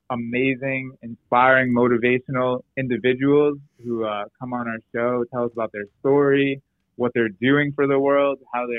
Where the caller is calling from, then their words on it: Bridgeport, Connecticut, United States; I'm calling from Bridgeport, Connecticut.